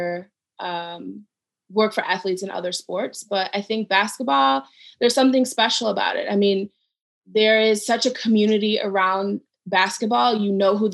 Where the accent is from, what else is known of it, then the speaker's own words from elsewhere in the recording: Cleveland, Ohio, United States; moved away; I'm from Cleveland